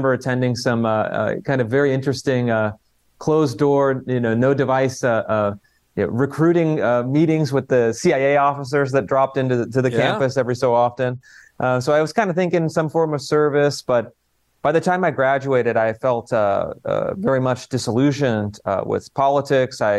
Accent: Sacramento, California, United States; moved away as an adult; also born or lived in Washington, D.C.; I was growing up in Sacramento, kind of outer suburb of Sacramento.

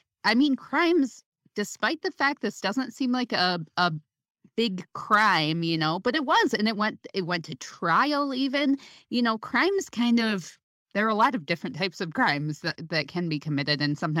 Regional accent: Saginaw, Michigan, United States; we're from Saginaw, so we claim

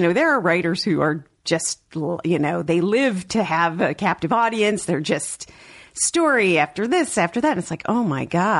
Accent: Chicago, Illinois, United States; moved away; So I am from Chicago originally, I took improv classes at Second City.

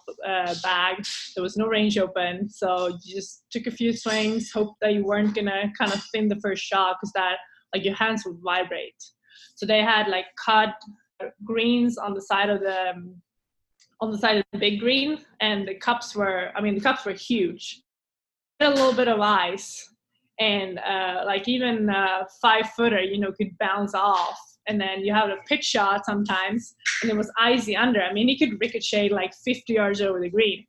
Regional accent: Eskilstuna, Södermanland, Sweden; English is a second language; moved away as an adult; also born or lived in Lake Nona, Florida; now in Scottsdale, United States; my town, Eskilstuna

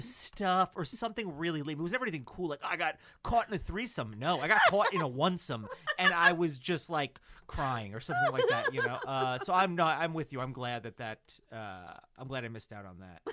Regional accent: New Jersey, United States; which is my hometown

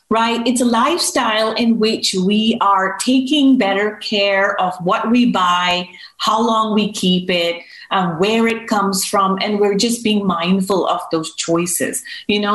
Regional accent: United States; We as Americans

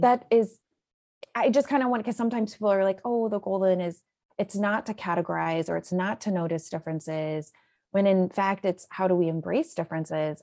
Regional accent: Illinois, United States; moved away as an adult; now in Houston, United States; I'm originally from Illinois.

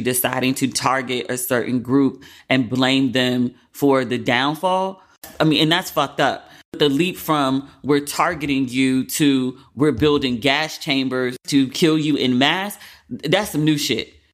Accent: United States; also born or lived in Cape Town, South Africa; now in London, United Kingdom; as an American

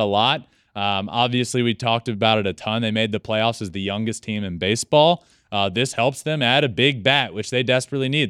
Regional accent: Richmond, Virginia, United States; I grew up a gigantic Atlanta Braves fan when I'm from Richmond.

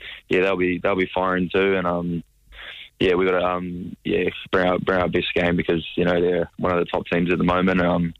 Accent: Wairarapa, Wellington, New Zealand; I'm from Wairarapa

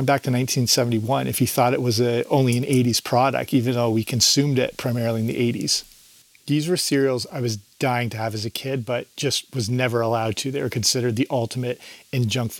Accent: Canada; I grew up in Canada

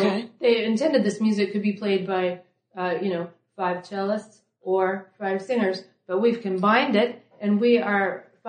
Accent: Emporia, Kansas, United States; born or raised there; now in New York, United States

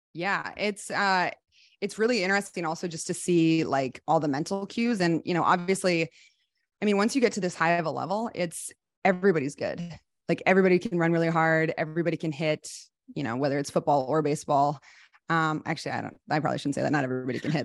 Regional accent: Iowa City, Iowa, United States; moved away as an adult; also born or lived in Oklahoma / Japan; I am from Iowa City, Iowa. I grew up in the Midwest

